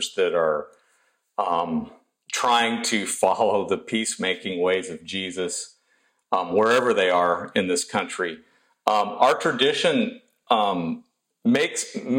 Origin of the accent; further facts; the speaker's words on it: South Bend, Indiana, United States; now in Houston, United States; I was born in South Bend, Indiana